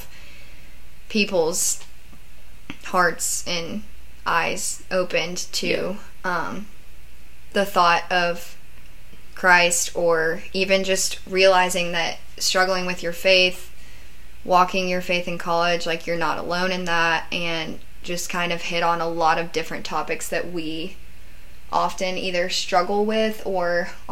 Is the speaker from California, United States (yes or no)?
no; Nashville, Tennessee, United States; I'm from Nashville